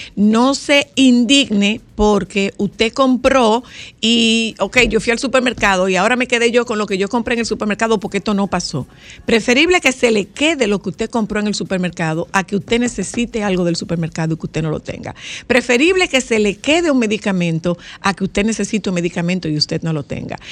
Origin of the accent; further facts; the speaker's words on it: Nagua, María Trinidad Sánchez, Dominican Republic; yo hablo de mi pueblo particularmente. Nosotros estamos, Nagua está adentro del agua